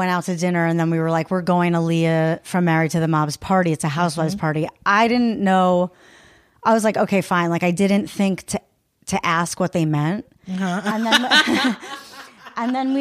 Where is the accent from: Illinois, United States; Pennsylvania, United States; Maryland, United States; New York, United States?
New York, United States; Long Island